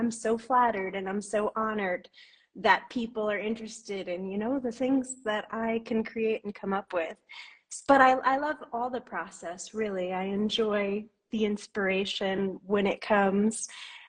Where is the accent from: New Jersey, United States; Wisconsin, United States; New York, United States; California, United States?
New York, United States; now in Guatemala; I'm from the States. I'm originally from New York, and I've lived all over the East Coast, but I've actually been living in Guatemala in Central America for the past 11 years.